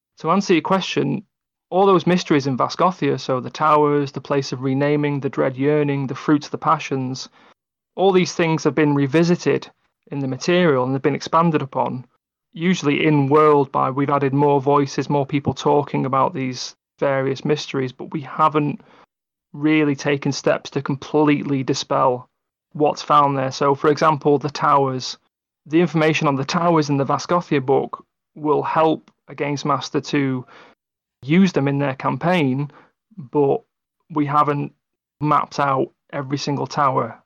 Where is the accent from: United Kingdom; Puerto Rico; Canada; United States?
United Kingdom; England; I'm English